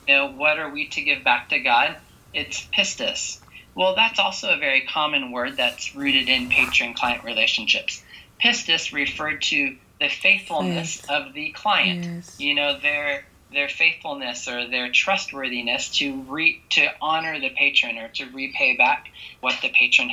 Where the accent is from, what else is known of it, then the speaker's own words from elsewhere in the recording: United States; moved away; I grew up in America